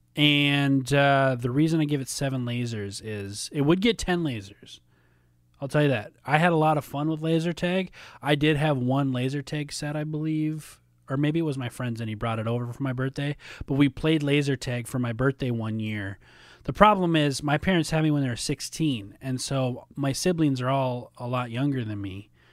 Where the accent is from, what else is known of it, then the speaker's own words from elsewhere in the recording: Minnesota, United States; also born or lived in Tennessee; now in Chicago, United States; growing up in Minnesota